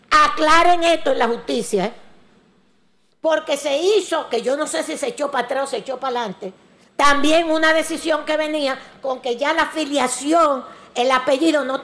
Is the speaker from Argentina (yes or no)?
no; Dominican Republic; Y digo vaina como somos los dominicanos de vainero